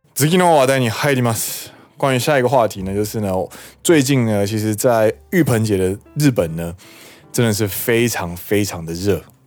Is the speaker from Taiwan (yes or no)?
yes; Taiwan; now in Japan; 身为台湾人，我的台语不可以这么差